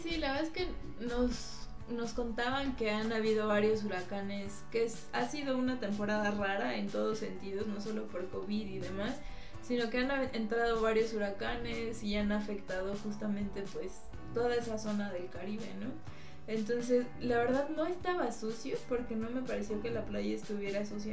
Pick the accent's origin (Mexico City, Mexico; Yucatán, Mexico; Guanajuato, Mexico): Mexico City, Mexico; llegamos pues como buenos chilangos